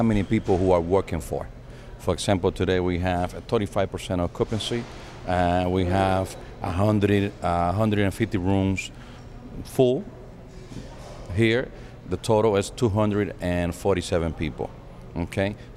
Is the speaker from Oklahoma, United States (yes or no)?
no; Houston, Texas, United States; also born or lived in New York; now in Dominican Republic; I was Dominican. I was born here. I was raised in Houston, Texas